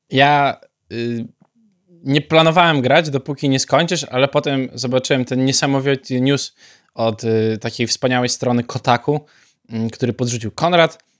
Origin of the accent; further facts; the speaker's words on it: Białystok, Podlaskie Voivodeship, Poland; szczególnie u nas w Białymstoku